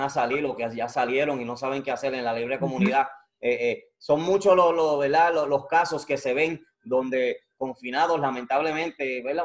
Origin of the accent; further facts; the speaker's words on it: Puerto Rico; Yo soy de Calle, y del medio, del centro, Calle, bonito.